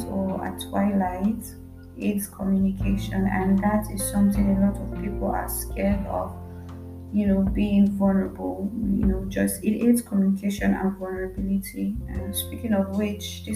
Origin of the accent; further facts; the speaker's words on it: Nigeria; as a Nigerian girl